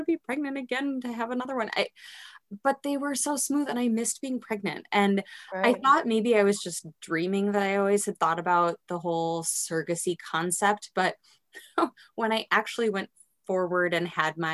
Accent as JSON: {"language": "English", "town": "Madison", "region": "Wisconsin", "country": "United States", "tie": "born or raised there", "moved": "yes", "lives_now": "Minnesota, United States", "said": "I was born and raised in the Midwest. So born in Madison, Wisconsin, and then moved to Minnesota for school and never left"}